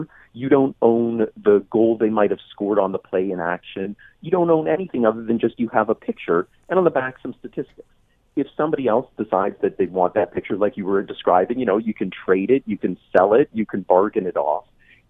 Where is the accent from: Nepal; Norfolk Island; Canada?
Canada; London, Ontario; I grew up in London, which is where OPG was based.